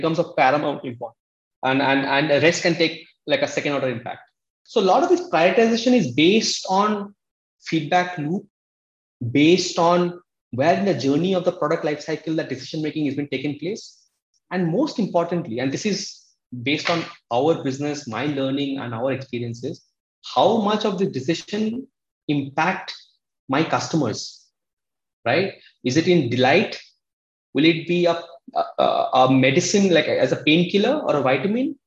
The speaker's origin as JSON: {"language": "English", "town": "Kolkata", "region": "West Bengal", "country": "India", "tie": "born or raised there", "also_born_or_lived": "Odisha / Mumbai", "moved": "as an adult", "lives_now": "Bangalore, India", "said": "I came from Odisha, a small village in Odisha. I was brought up in Calcutta"}